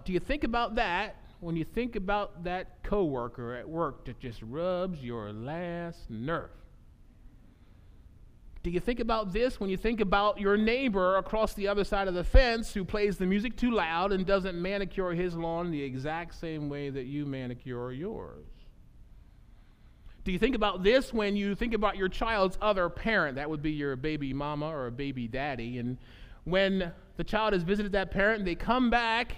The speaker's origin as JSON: {"language": "English", "country": "United States", "tie": "born or raised there", "said": "the house that I grew up"}